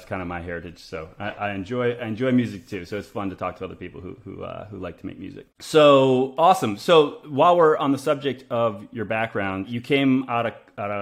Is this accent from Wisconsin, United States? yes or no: no; Chicago, Illinois, United States; now in San Francisco, United States; Chicago. That's my hometown.